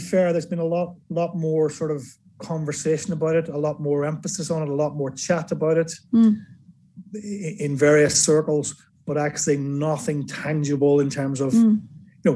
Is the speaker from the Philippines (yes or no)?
no; Northern Ireland, United Kingdom; now in England; I'm from Northern Ireland